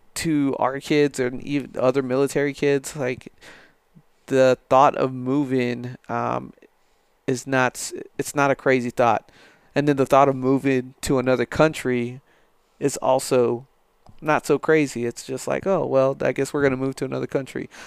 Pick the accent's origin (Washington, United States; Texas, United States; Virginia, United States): Texas, United States; El Paso; moved away as an adult; now in San Angelo, United States; me growing up in, in El Paso